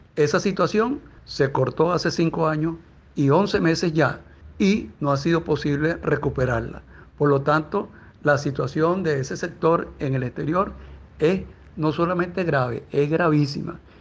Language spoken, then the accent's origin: Spanish; Venezuela; somos ciudadanos venezolanos